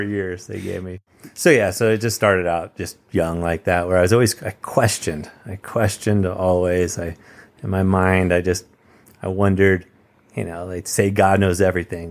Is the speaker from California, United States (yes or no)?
yes; Campbell, California, United States; I grew up in Campbell, California, which is just a few minutes away from you in San Jose